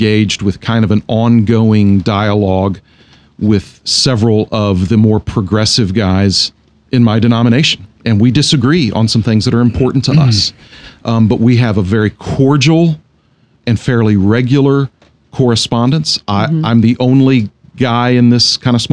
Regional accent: United States; I'm American, so I say schedule.

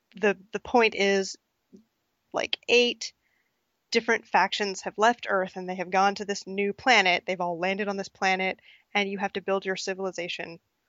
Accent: Pacific Northwest, United States; I am from the Pacific Northwest, which is the most beautiful part of the country

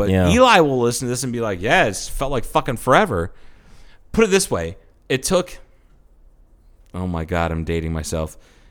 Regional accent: Arizona, United States; And I'm like, I'm from Arizona.

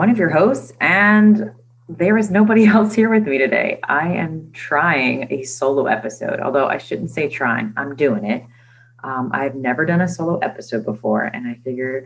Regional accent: Maryland, United States; We are moving from Maryland. I've never moved before in my entire life, except when I was like 6

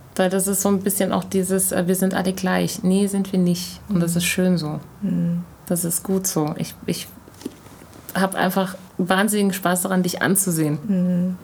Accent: Germany; obwohl ich in Deutschland groß geworden bin

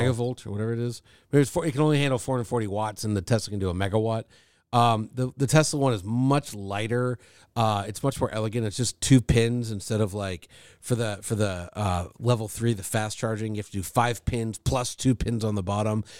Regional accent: Thousand Oaks, California, United States; I grew up in Thousand Oaks, which is, like, over the hill from Malibu

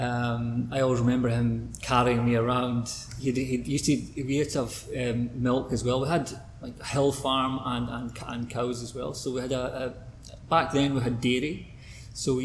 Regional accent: Oban, west coast of Scotland, United Kingdom; I'm from Scotland, west coast of Scotland, a town called Ogan

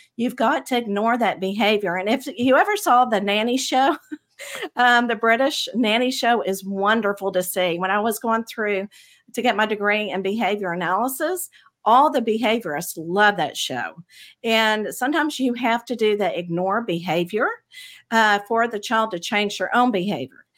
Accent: Abilene, Texas, United States; I grew up in the Bible Belt of Texas, in um, a middle in a very small town, Abilene, Texas

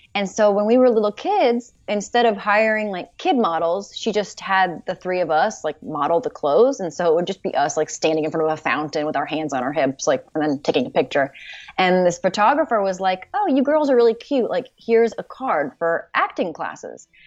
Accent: Los Angeles, California, United States; I'm, I'm from L A, you know, I grew up in in the San Fernando Valley in Los Angeles

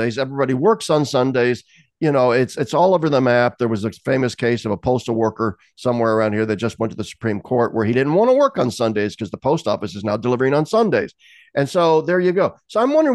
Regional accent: Lincoln, Nebraska, United States; as a little kid growing up in Lincoln, Nebraska in the 60s

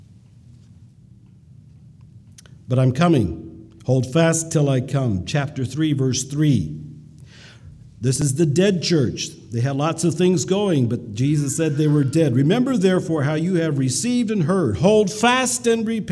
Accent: United States; we as American Mennonites

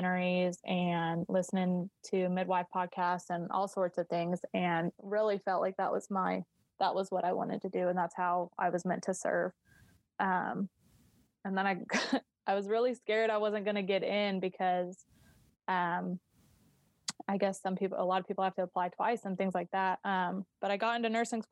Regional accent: Colorado, United States; I'm from Colorado.

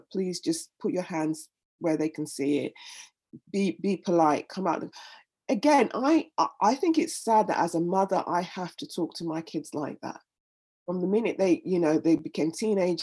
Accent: Nigeria; moved away as an adult; now in London, United Kingdom; I was born in London, raised in Nigeria, and then came back to London when I was in my 20s

